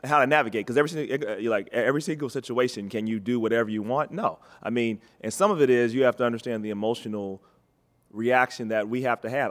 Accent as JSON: {"language": "English", "town": "Cincinnati", "region": "Ohio", "country": "United States", "tie": "born or raised there", "said": "Cincinnati, and I, and, and I love my hometown"}